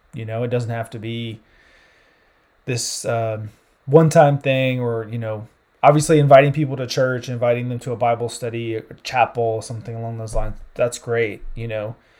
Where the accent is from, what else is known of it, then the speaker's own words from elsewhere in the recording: South Carolina, United States; moved away as an adult; also born or lived in California / Central Europe; now in Indianapolis, United States; I'm originally from South Carolina. Grew up down there, you know, consider myself a Southern boy at heart.